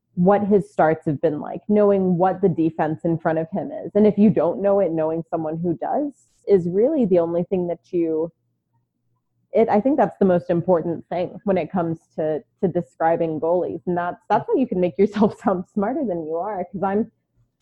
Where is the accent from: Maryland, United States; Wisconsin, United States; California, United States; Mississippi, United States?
Maryland, United States; Baltimore; also born or lived in New York / Houston, Texas; now in Phoenix, United States; I was born in Baltimore. I lived in New York, lived in Houston for a while